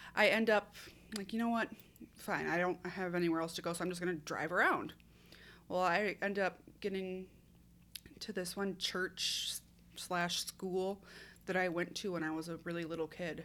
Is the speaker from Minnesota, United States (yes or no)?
yes; Minnesota, United States; I'm from Minnesota, born and raised.